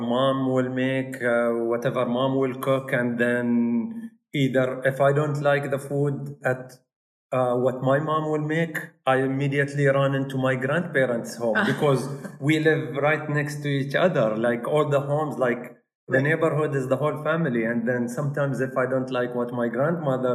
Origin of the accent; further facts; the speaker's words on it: Al Ain, Abu Dhabi, United Arab Emirates; I was born in Al Ain. I'm from Al Ain.